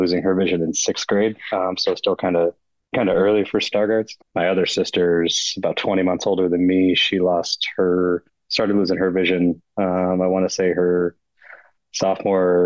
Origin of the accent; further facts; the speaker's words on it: Battle Creek, Michigan, United States; also born or lived in Kalamazoo, Michigan; born and raised in Battle Creek, Michigan, so kind of southwest corner of the Lower Peninsula